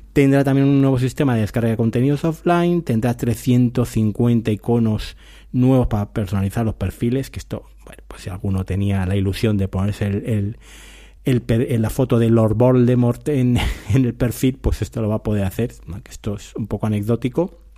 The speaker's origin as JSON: {"language": "Spanish", "country": "Spain", "said": "somos españoles"}